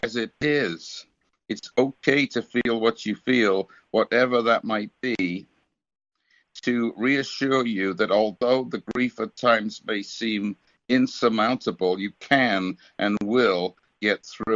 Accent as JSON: {"language": "English", "country": "United Kingdom", "tie": "born or raised there", "said": "I grew up in Britain back in the 50s and 60s"}